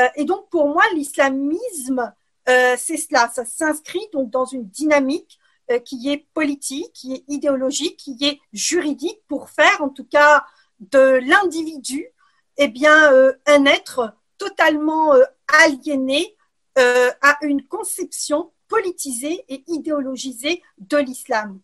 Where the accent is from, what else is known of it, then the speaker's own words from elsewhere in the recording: Algeria; moved away as an adult; also born or lived in Ukraine / Quebec, Canada / France; now in Brussels, Belgium; je suis née en Ukraine euh, et j'ai grandi en Algérie